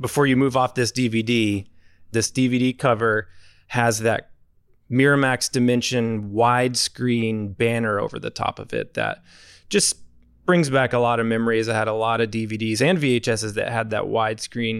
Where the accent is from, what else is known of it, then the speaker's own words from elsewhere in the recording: Arkansas, United States; I'm from Arkansas